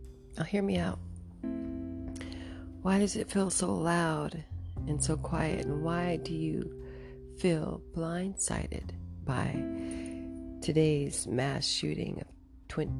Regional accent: United States; as an American

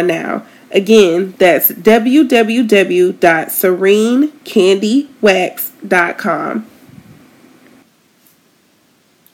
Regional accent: Tallahassee, Florida, United States; moved away; my hometown, Tallahassee

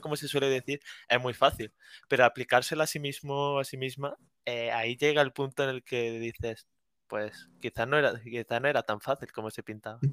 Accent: Córdoba, Andalusia, Spain; moved away as an adult; now in Granada, Spain; soy de Córdoba, aunque ahora mismo me encuentro viviendo en Granada

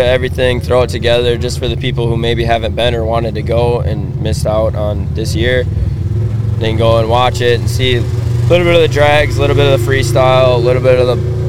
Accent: Scandia, Minnesota, United States; I ride snowmobiles, and I'm from Minnesota, from Scandia, Minnesota.

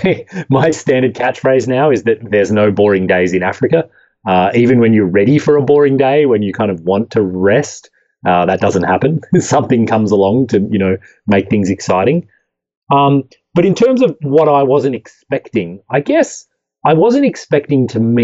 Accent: Australia; moved away; I grew up in Australia

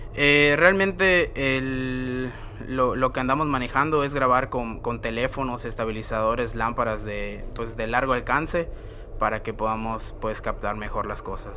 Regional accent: Mérida, Yucatán, Mexico; soy explorador urbano de Mérida, Yucatán.

